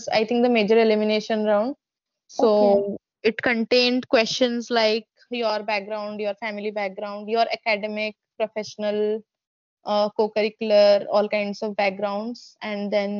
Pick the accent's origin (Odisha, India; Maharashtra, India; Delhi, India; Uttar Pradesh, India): Odisha, India; I'm from Odisha.